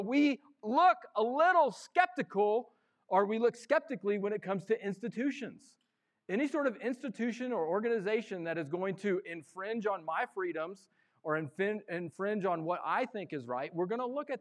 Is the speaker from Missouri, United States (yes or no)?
yes; Missouri, United States; I am born and raised in Missouri